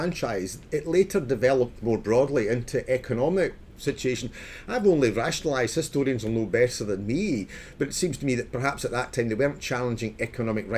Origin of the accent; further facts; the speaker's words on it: Scotland, United Kingdom; I grew up in Scotland